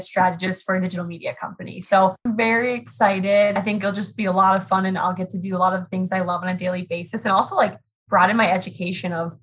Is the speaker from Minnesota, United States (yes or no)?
yes; Minnesota, United States; also born or lived in North Dakota; Born and raised in Minnesota. So I'm currently sitting in the cities right now. So Minneapolis, Minnesota